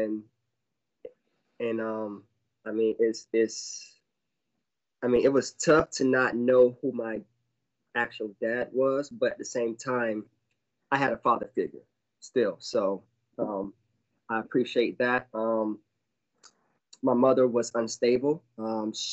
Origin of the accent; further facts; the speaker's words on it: Fort Lauderdale, Florida, United States; also born or lived in Orlando, Florida; I was born and raised in Fort Lauderdale, Florida